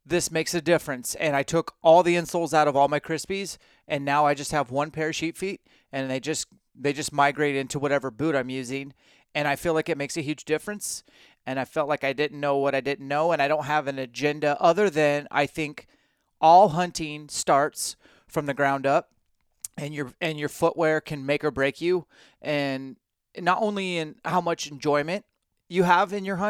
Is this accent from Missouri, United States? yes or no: no; Washington, United States; I'm from Washington